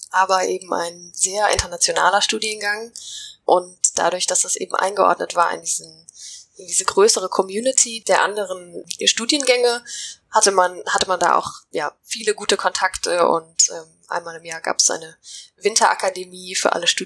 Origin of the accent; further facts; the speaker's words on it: Finland; also born or lived in Ecuador; Also ich bin tatsächlich in Finnland aufgewachsen, habe dann eine Zeit lang